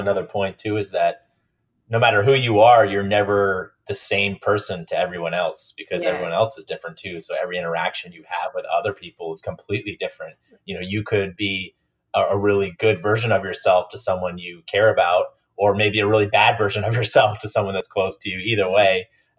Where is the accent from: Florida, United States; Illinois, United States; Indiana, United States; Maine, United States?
Maine, United States; also born or lived in Minnesota; now in San Diego, United States; I grew up in Maine and Minnesota, went to college in South Carolina, got my first job in DC, and now I live in San Diego.